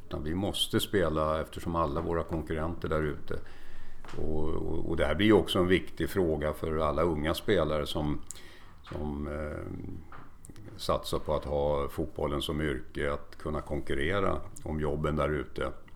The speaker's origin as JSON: {"language": "Swedish", "town": "Stockholm", "region": "Stockholm County", "country": "Sweden", "tie": "born or raised there", "also_born_or_lived": "Kalmar", "moved": "as an adult", "lives_now": "Mariefred, Sweden", "said": "Jag är född i Kalmar men uppväxt och, och har bott hela mitt liv i Stockholm"}